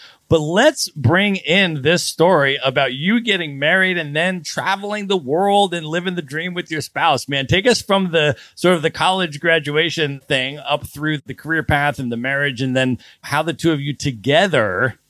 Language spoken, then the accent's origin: English; Palm Beach Gardens, Florida, United States; when I was young, I lived in South Florida. I grew up in Palm Beach Gardens.